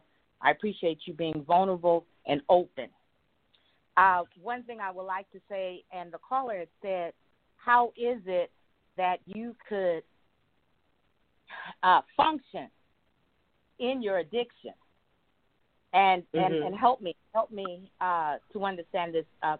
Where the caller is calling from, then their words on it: Inglewood, California, United States; I'm calling from Inglewood, California